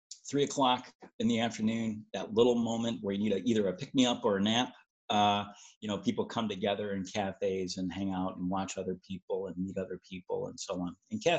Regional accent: Augsburg, Bavaria, Germany; Well, like I said, I grew up in Europe, but my hometown, I was born in Augsburg, Germany.

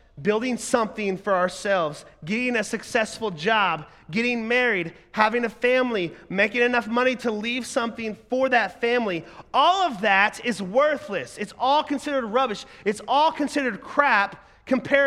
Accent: Oklahoma, United States; moved away as an adult; also born or lived in Ohio; I'm a 19-year-old, I'm moving from Oklahoma 13 hours to Ohio where I don't know anybody

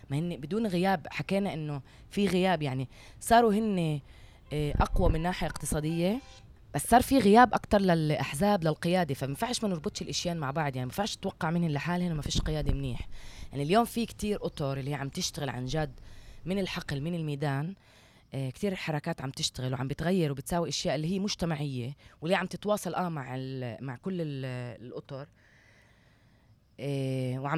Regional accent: Palestine; البعد اللي عم بيكون بقلب المجتمع بيناتنا احنا كفلسطينيين

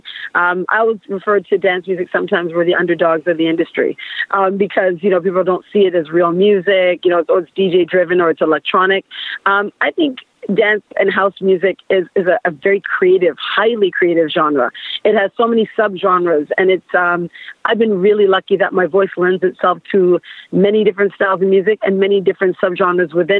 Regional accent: Toronto, Ontario, Canada; Growing up in Canada, specifically Toronto

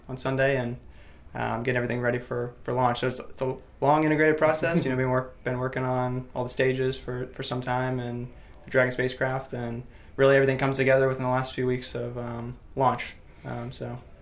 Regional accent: Titusville, Florida, United States; I'm actually from Titusville, so I grew up in the space, you know, off, off the Space Coast

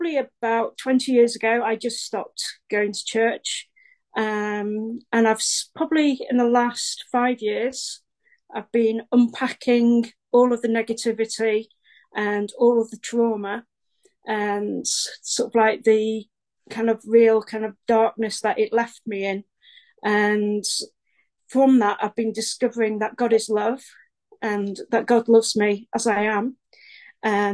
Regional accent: Stockport, North West England, United Kingdom; I'm from Stockport, which is South Manchester in England.

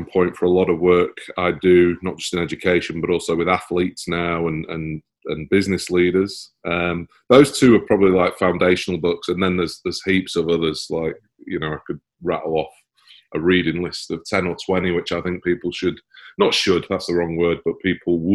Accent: Manchester, North West England, United Kingdom; moved away as an adult; now in Sydney, Australia; I'm in Manchester, or was I've lived there for about 20 years. But yeah, from Manchester originally.

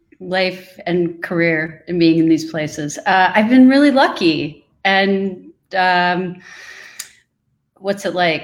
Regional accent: Midwest, United States; I moved to New York from the Midwest. So I was tossed into an environment that was completely different than what I was used

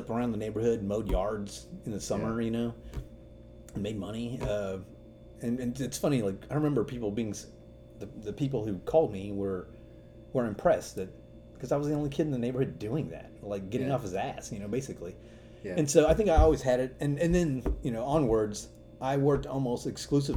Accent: Austin, Texas, United States; I was born and raised in Austin

